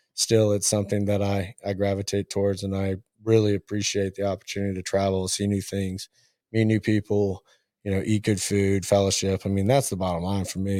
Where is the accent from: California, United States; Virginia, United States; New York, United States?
Virginia, United States; Richmond; moved away as an adult; also born or lived in Murray, Kentucky / Columbia, South Carolina / Kentucky; born in Murray, Kentucky. I was raised in Richmond, Virginia.